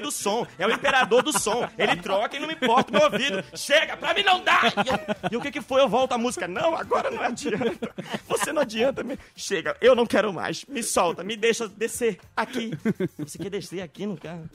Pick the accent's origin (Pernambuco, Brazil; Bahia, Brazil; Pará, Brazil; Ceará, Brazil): Pará, Brazil; Belém; eu sou de Belém, ver o peso.